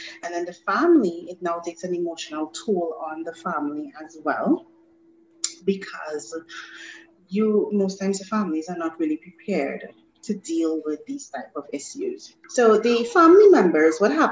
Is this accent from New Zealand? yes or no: no; Trinidad & Tobago; moved away; also born or lived in Grenada; I am a Trinidadian. However, I spend a lot of time within my teenage years in Grenada